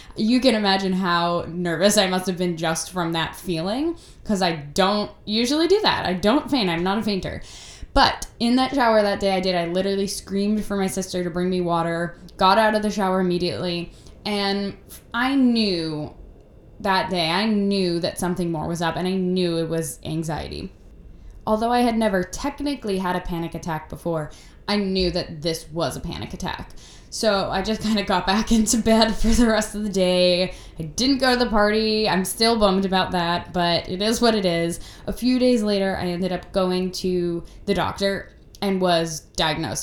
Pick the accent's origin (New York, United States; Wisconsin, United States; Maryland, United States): New York, United States; I grew up in New York, where I still live now